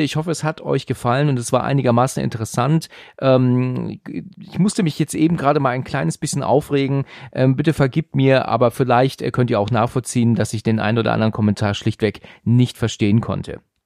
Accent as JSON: {"language": "German", "area": "near Frankfurt", "region": "Hesse", "country": "Germany", "tie": "born or raised there", "also_born_or_lived": "Husum, Schleswig-Holstein", "said": "ich bin im Juli 1980 in Husum an der Nordsee geboren und bin aber schon seit 1988 in Hessen in der Nähe von Frankfurt"}